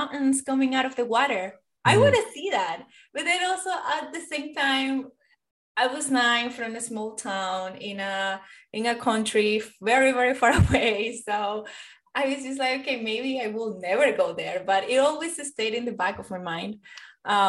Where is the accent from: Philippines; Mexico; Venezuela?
Venezuela; moved away; I am from South America. I am from Venezuela.